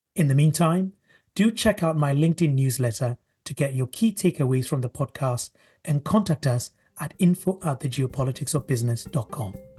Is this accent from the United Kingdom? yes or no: yes; United Kingdom